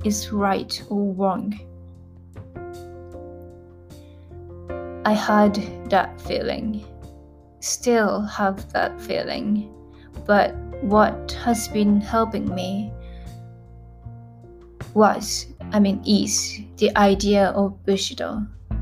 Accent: Japan; English is a second language; I was born and raised in Japan

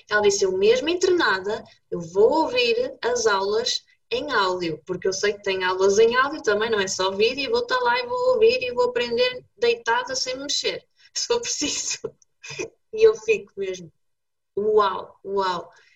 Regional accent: Braga, Norte, Portugal; eu sou bracarense, como tu

